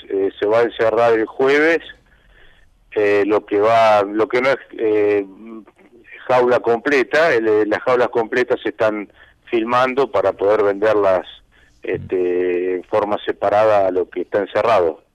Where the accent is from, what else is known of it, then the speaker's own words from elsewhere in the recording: Bonifacio, Buenos Aires Province, Argentina; soy de, Bonifacio de toda la vida